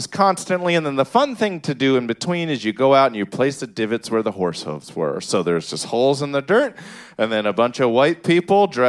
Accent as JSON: {"language": "English", "region": "Maryland", "country": "United States", "tie": "born or raised there", "said": "I grew up in Maryland"}